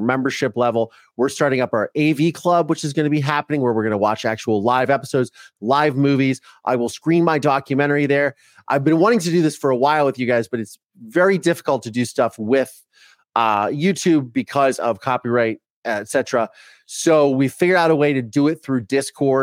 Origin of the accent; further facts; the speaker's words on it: Ohio, United States; first language English; now in Los Angeles, United States; I grew up in Ohio.